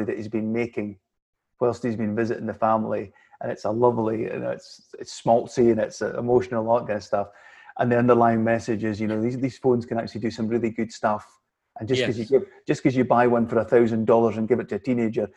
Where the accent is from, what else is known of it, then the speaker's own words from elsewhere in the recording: Scotland, United Kingdom; like most Scottish people